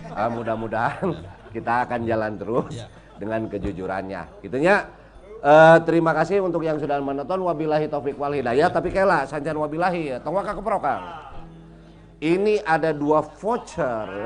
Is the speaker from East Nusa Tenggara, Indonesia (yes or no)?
no; West Java, Indonesia; tapi karena saya orang Sunda, kita punya alat berkomunikasi